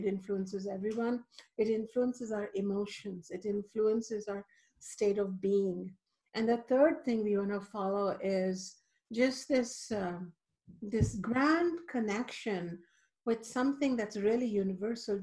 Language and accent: English; India; moved away; I grew up in India where the divine feminine is still alive